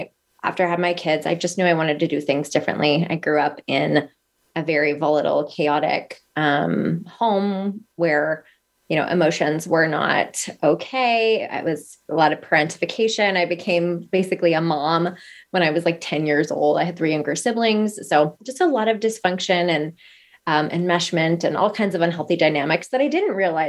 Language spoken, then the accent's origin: English; Northern Minnesota, United States; moved away as an adult; now in Arizona, United States; I am originally from Northern Minnesota. I've lived in Arizona for the past almost 12 years